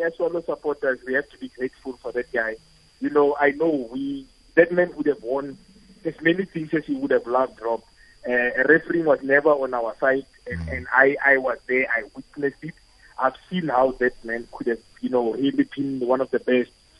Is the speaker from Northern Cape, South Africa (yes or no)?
yes; Kimberley, Northern Cape, South Africa; I remember growing up in Kimberley